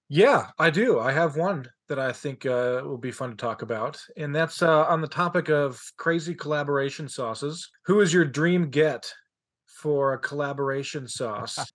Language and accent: English; Colorado, United States; now in Utah, United States; I'm from Colorado